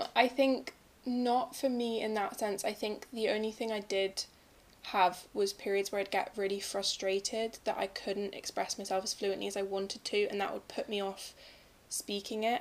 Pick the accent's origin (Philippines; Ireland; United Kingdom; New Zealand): United Kingdom; Brighton, South East England; born or raised there; also born or lived in Germany